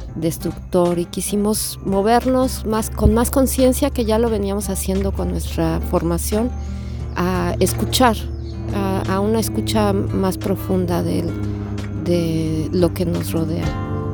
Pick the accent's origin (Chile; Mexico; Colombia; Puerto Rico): Mexico; soy de México